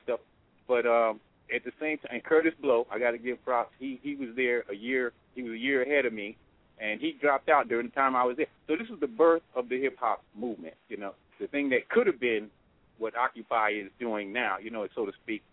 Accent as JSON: {"language": "English", "town": "New York City", "region": "New York", "country": "United States", "tie": "born or raised there", "said": "I came from the South Bronx"}